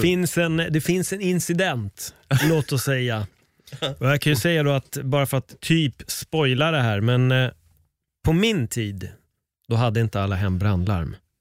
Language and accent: Swedish; Stockholm, Stockholm County, Sweden; jag är född på SÖS